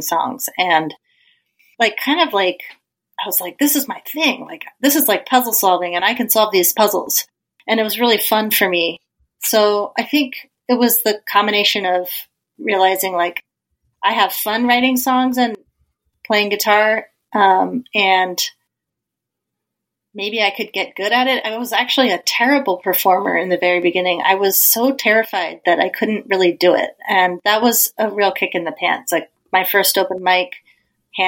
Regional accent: Colorado, United States; I grew up in Colorado

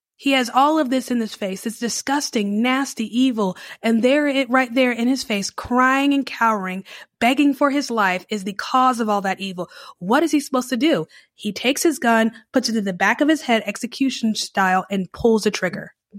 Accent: Charlotte, North Carolina, United States; now in New Orleans, United States; I grew up in Charlotte, which is very modern, very sleek, and changes with the time

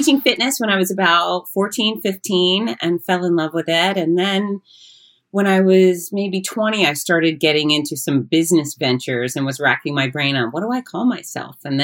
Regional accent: United States; I am pure American, in fact, I am third generation American

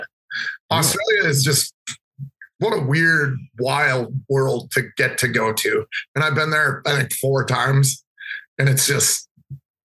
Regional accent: Minneapolis, Minnesota, United States; growing up in Minneapolis

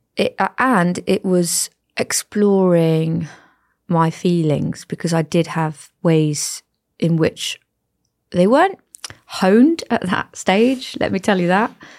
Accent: Cornwall, South West England, United Kingdom; moved away as an adult; also born or lived in the Midlands; I am from Cornwall

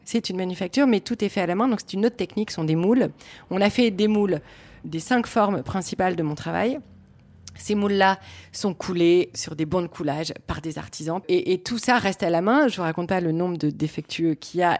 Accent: Lille, Hauts-de-France, France; Je suis originaire de Lille, je suis une vraie fille du Nord.

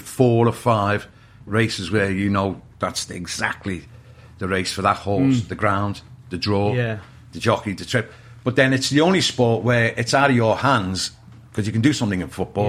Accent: Liverpool, North West England, United Kingdom; growing up in Liverpool in the 70s.

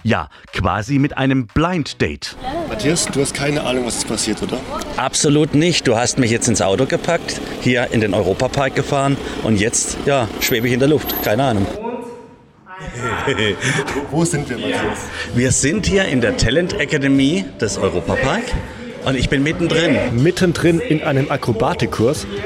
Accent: Baden-Württemberg, Germany; also erstmal komme ich ja aus der Region und für mich gab es da nie was.

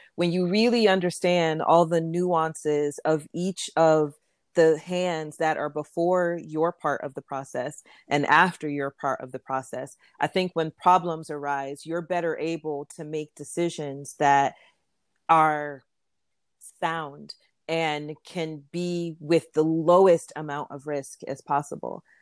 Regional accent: Florida, United States; moved away as an adult; also born or lived in New York; I grew up in Florida, and my parents are Jamaican

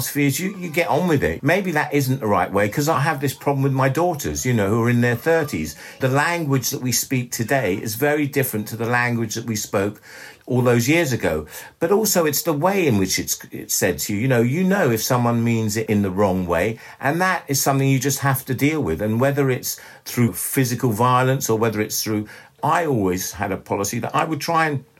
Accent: London, United Kingdom; also born or lived in Ellmau, Austria; I was brought up in London

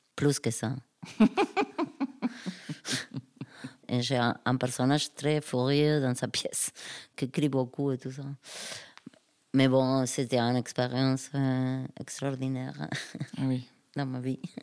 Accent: Argentina; French is a second language; moved away; chez moi en Argentine

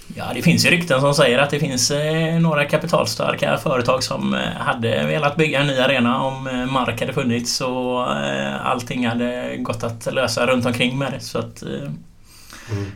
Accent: Gothenburg, Västra Götaland, Sweden; jag bodde varannan vecka eller ja, lite sådär i Tynnered och varannan vecka i Linné

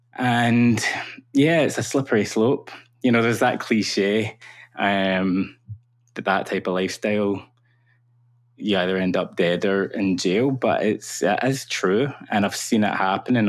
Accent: Cumbernauld, Scotland, United Kingdom; am from a town called Cumbernauld, which is a satellite town of Glasgow.

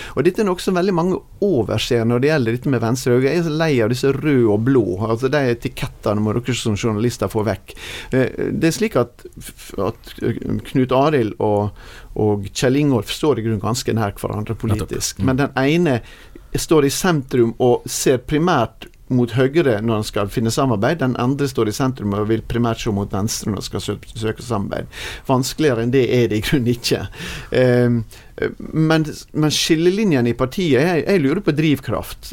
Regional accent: Sunnmøre, Møre og Romsdal, Norway; som sunnmøring

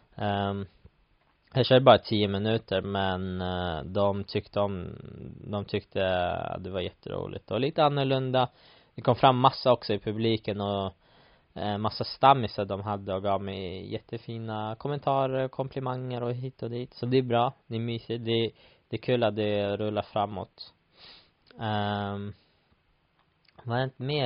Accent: Sweden; moved away; hemma i Sverige

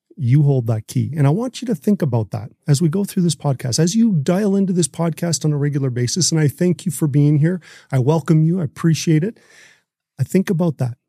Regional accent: Canada

